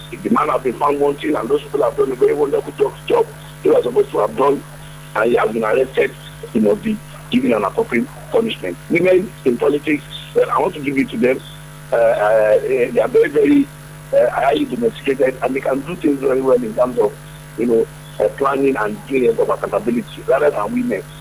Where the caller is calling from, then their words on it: Songo, Nigeria; I'm calling from Songo.